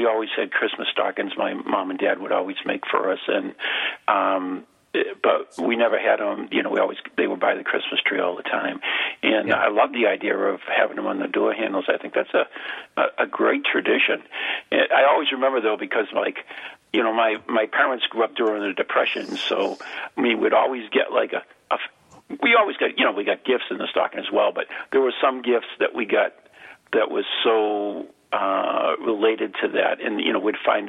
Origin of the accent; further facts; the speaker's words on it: Dracut, Massachusetts, United States; I am from Draycott, which is on the New Hampshire-Massachusetts border